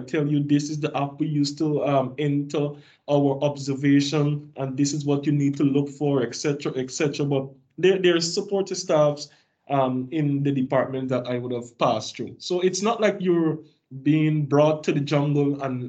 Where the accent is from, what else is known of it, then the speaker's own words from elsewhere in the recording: Guyana; moved away as an adult; I was the only person from Guyana